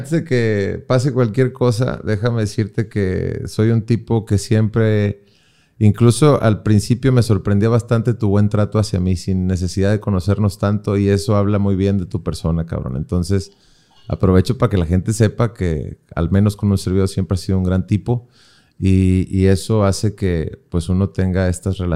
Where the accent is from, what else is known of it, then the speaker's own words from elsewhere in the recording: Monterrey, Nuevo León, Mexico; No, sí, güey, yo soy de Monterrey.